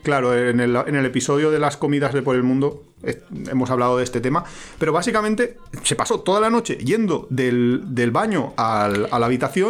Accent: Valencia, Valencian Community, Spain; now in Alicante, Spain; Somos de Valencia, pero vivimos en Alicante, que hace bastante calor

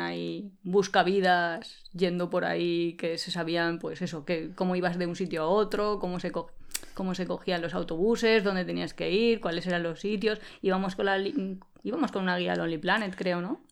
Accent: Spain; Nosotros somos originarios de España

